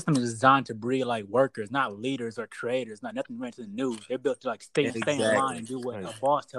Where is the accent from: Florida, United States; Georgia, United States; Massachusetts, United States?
Georgia, United States; Atlanta; Yes, sir. Homegrown.